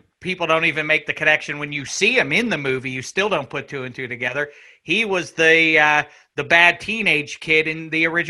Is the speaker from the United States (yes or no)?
yes; Pittsburgh, Pennsylvania, United States; I'm from Pittsburgh